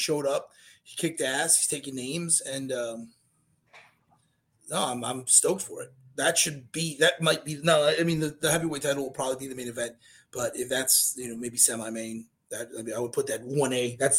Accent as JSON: {"language": "English", "town": "River Grove", "region": "Illinois", "country": "United States", "tie": "born or raised there", "also_born_or_lived": "Chicago", "moved": "yes", "lives_now": "Florida, United States", "said": "I was born in River Grove, Illinois, man."}